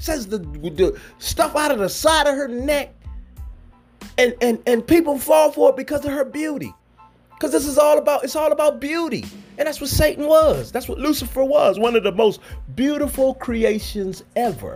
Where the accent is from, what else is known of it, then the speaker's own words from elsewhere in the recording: United States; I'm an American citizen, born here on the soil